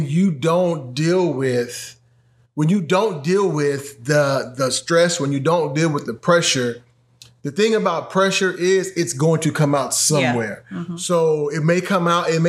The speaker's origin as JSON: {"language": "English", "country": "United States", "said": "we as an American culture"}